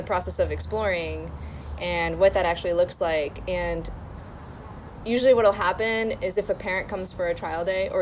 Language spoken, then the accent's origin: English; Syracuse, New York, United States; now in Los Angeles, United States; I was from Syracuse, New York.